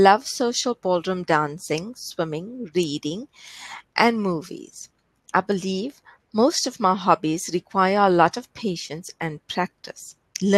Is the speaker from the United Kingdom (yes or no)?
no; South Africa; I am from South Africa.